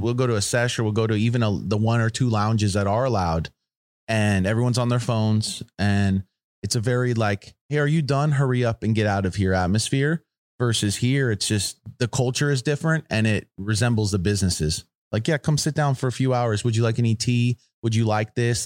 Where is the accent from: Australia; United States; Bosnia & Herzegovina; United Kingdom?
United States; I'm from the United States